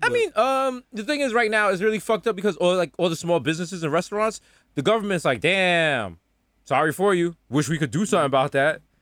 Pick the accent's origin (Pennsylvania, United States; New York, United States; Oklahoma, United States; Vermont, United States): New York, United States; New York City; moved away; We're still from the Bronx